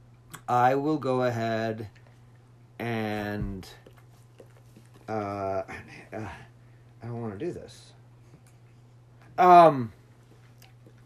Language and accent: English; Utah, United States; I'm from Utah.